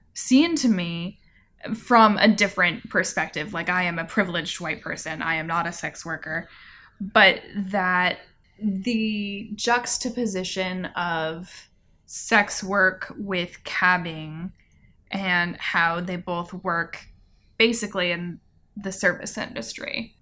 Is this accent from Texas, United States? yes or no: no; California, United States; now in Asheville, United States; growing up in California